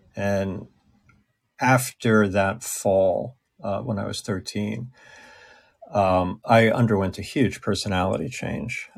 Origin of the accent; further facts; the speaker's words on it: Long Island, New York, United States; I was from Long Island.